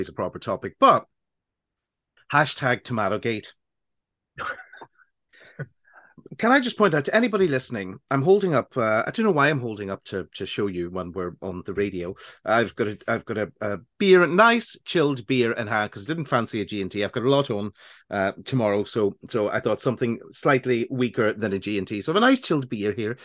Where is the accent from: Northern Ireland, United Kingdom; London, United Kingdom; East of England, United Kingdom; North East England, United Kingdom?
Northern Ireland, United Kingdom; accent: Northern Ireland; listen to how loud my Northern Ireland accent got, how broad it got